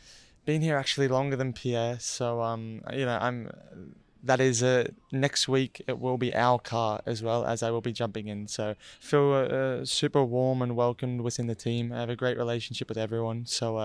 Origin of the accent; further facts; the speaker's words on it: Australia; I'm Australian.